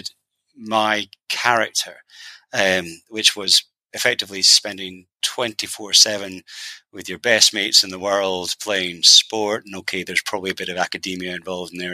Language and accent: English; Edinburgh, Scotland, United Kingdom; I, as I said, was born and bred, raised, reared, whatever word you want to use, in Edinburgh. So a little village outside of Edinburgh called Blerno